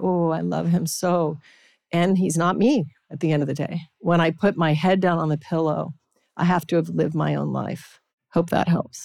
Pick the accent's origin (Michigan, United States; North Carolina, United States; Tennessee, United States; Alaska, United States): Alaska, United States; Anchorage; I was raised in Alaska, Anchorage, Alaska.